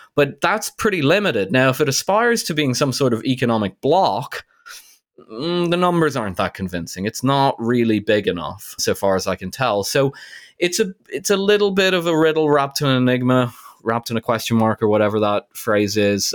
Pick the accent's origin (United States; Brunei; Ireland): Ireland; I grew up in Ireland, Ireland was close to being a developing country in the late eighties